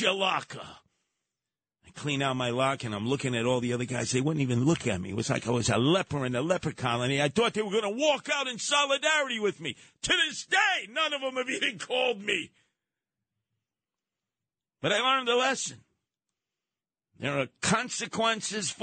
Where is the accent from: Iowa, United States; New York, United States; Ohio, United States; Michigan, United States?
New York, United States; New York City; my mom and dad's house in Canarsie